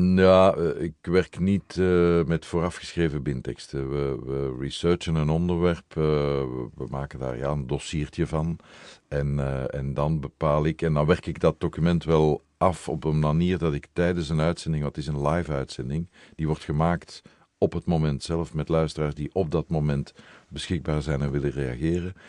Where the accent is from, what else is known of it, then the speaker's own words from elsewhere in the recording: Brussels, Brussels-Capital Region, Belgium; ik ben Brusselaar. Ik ben een echte Brusselaar